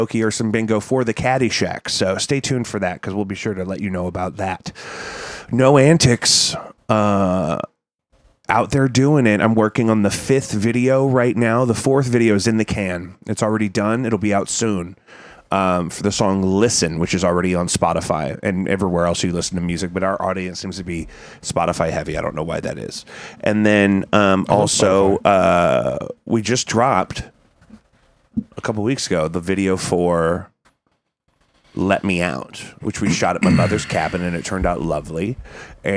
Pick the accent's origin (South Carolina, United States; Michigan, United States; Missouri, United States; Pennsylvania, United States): Missouri, United States; St. Louis; my hometown of St. Louis